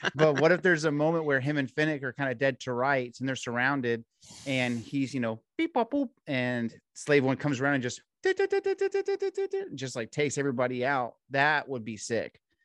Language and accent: English; Texas, United States; in Texas, you grow up